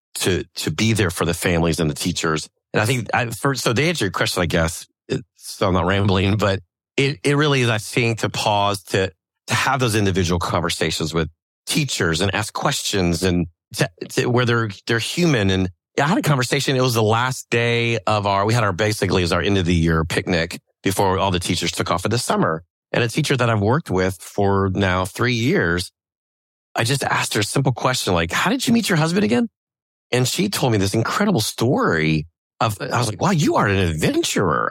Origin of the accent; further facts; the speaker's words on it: New Orleans, Louisiana, United States; growing up in New Orleans